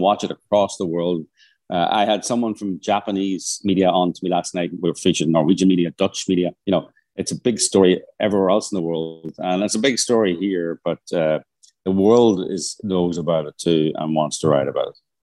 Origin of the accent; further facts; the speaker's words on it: Northern Ireland, United Kingdom; I'm from Northern Ireland